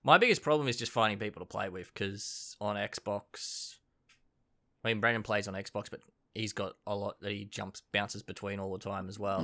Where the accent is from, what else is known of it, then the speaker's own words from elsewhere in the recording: Queensland, Australia; I grew up at a farm in Queensland